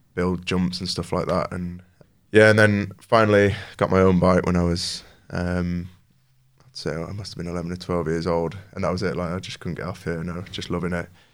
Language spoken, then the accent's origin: English; New Mill, Yorkshire and the Humber, United Kingdom; I grew up in New Mill, just outside of Homeforth